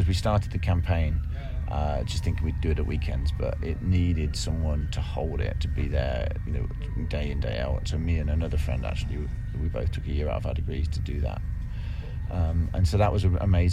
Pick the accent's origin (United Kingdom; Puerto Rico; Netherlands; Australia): United Kingdom; Kettering, East Midlands; born or raised there